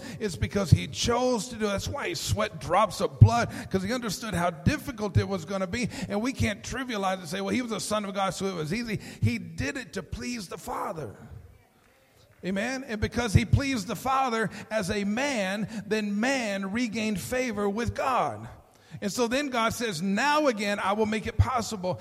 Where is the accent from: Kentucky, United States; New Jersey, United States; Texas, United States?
Texas, United States; Hereford; I'm from Hereford. I've been around cows.